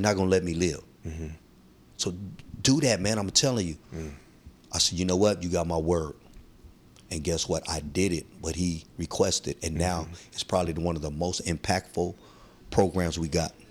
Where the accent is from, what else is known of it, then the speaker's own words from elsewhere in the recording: San Francisco, California, United States; I'm, I'm from Soma and I'm Filipino.